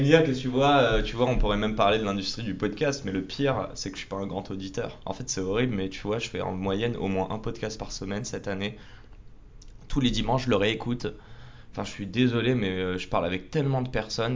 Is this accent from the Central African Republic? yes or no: no; Paris, Île-de-France, France; also born or lived in Canada / Nice; on est près de la Tour Eiffel, dans les locaux de Salesforce. Et moi en fait j'ai grandi juste à côté